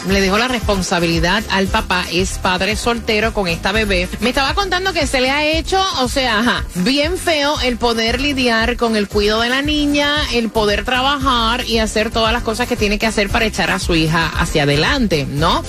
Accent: Puerto Rico; moved away as an adult; also born or lived in Orlando; now in Miami, United States; Yo me fui de Puerto Rico con una mano adelante y otra atrás porque no tenía nada

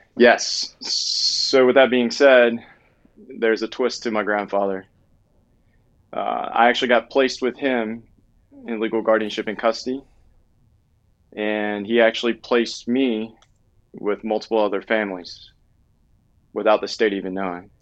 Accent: Southwest Louisiana, United States; moved away; I'm from Southwest Louisiana

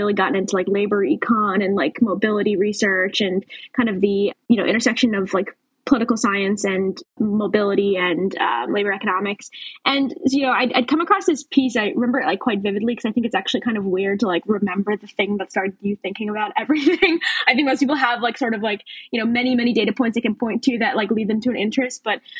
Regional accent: outside D.C., Maryland, United States; now in Washington, D.C., United States; I actually grew up outside D.C. in Maryland, and now I live in D.C., so didn't move too far there.

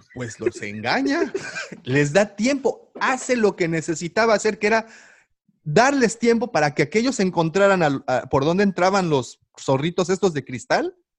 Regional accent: Mérida, Yucatán, Mexico; Yo también soy, soy de Mérida

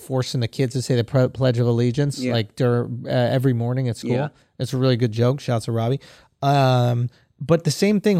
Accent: United States; I'm more American than the people at Storm

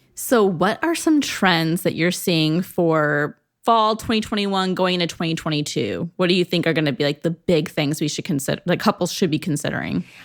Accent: Northeast Ohio, United States; I'm from Northeast Ohio

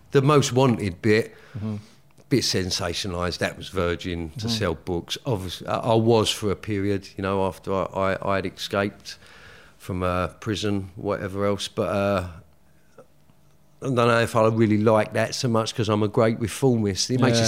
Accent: London, United Kingdom; Well, I grew up in Woolwich, which is South East London. You know, normal working class family. Mother, Irish immigrant, you know, came here in the 60s.

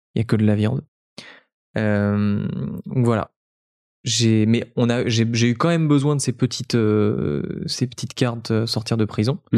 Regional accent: French Riviera, Provence-Alpes-Côte d'Azur, France; now in Paris, France; mes parents viennent de, la Côte d'Azur et je suis natif de la Côte d'Azur.

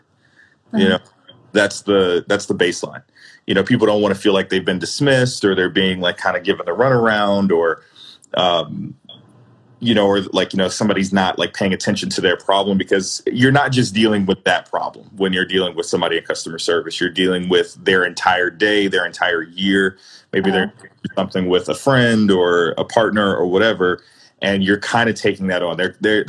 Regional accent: Chicago, Illinois, United States; Both city and suburbs. I'm currently in the city now. I'm in North Center.

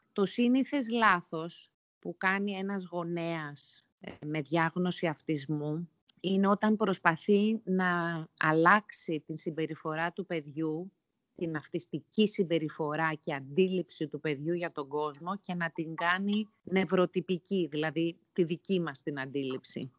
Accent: Nea Smyrni, Attica, Greece; moved away as an adult; also born or lived in Singapore; μεγάλωσα στη Νέα Σμύρνη

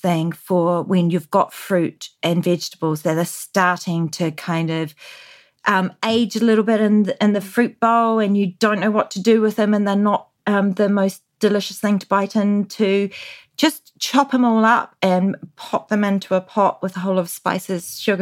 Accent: New Zealand; growing up in New Zealand in the 80s

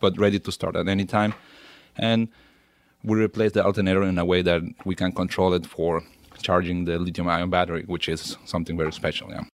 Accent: Venezuela; moved away as an adult; also born or lived in Germany; now in Stuttgart, Germany; I grew up in Venezuela, and been in Germany my last fifteen years

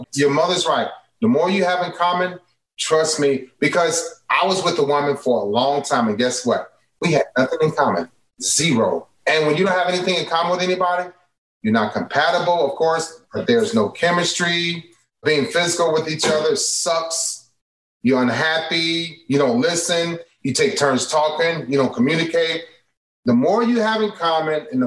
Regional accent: Cleveland, Ohio, United States; also born or lived in Chicago; I'm from Cleveland

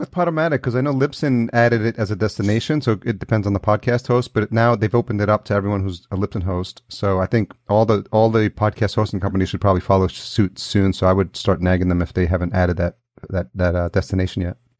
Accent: Yonkers, New York, United States; now in Los Angeles, United States; I grew up in Yonkers

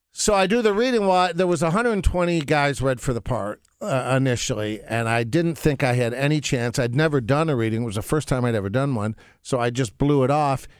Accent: Detroit, Michigan, United States; moved away as an adult; also born or lived in Los Angeles; growing up in Detroit

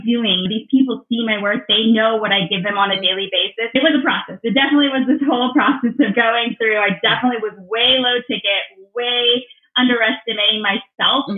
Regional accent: Southern California, United States; I'm from Southern California, born and raised in Southern California

